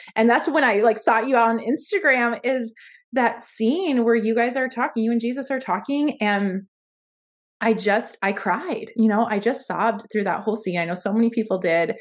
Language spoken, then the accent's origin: English; Baltimore, Maryland, United States; now in Ames, United States; born in baltimore maryland so i currently live in ames iowa